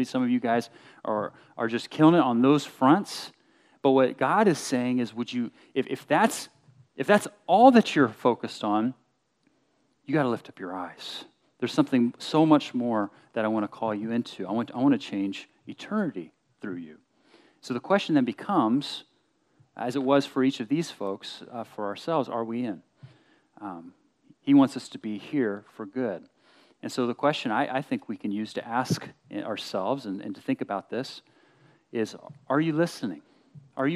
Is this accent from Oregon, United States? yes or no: no; Berkeley, Bay Area, Southern California, United States; We moved from SoCal up to the Bay Area to Berkeley when I was in sixth grade